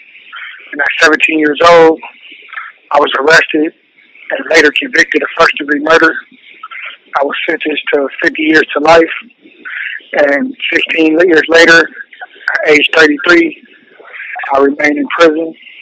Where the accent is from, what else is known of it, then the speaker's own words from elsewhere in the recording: Los Angeles, California, United States; I was born and raised in South Los Angeles, right off 59th and Main